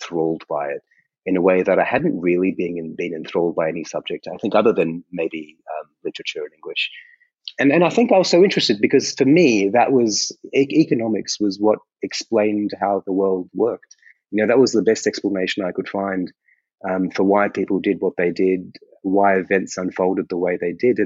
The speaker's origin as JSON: {"language": "English", "country": "Australia", "tie": "born or raised there", "also_born_or_lived": "India", "said": "I grew up in Australia"}